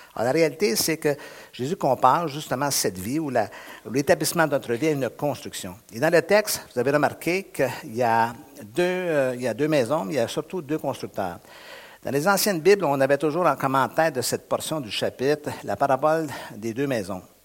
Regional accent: Montreal region, Quebec, Canada; je suis du Québec, je suis de la région de Montréal

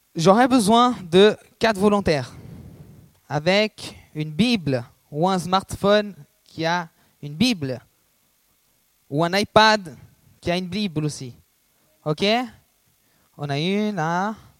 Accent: Brazil; moved away; je suis brésilien

